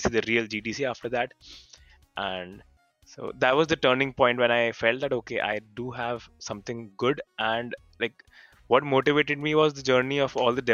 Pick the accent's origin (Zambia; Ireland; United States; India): India; So I'm from India